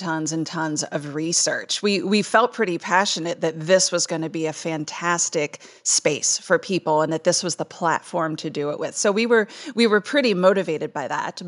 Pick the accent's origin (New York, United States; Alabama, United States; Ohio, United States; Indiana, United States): Ohio, United States; Salem; moved away as an adult; It's my hometown. I grew up here